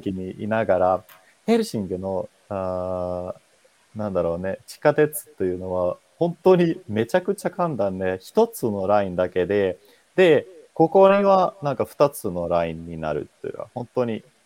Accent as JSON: {"language": "Japanese", "country": "Finland", "second_language": "Japanese", "moved": "as an adult", "lives_now": "Japan", "said": "私、フィンランド人"}